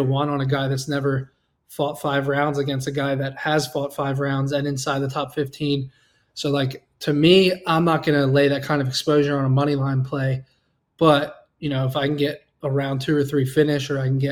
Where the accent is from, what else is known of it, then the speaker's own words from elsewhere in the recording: Pennsylvania, United States; I grew up in Pennsylvania.